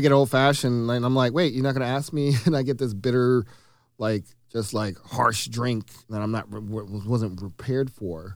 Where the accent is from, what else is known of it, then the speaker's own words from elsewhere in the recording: the South, United States; also born or lived in Minneapolis; now in Milwaukee, United States; I'm from the South